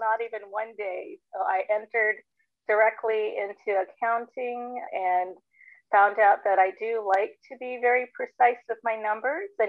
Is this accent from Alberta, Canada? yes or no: yes; Alberta, Canada; moved away as an adult; now in Northern Virginia, United States; I came here from Alberta, Canada, and we settled here in 1999 when my husband took a job here. But I grew up in cold Canada.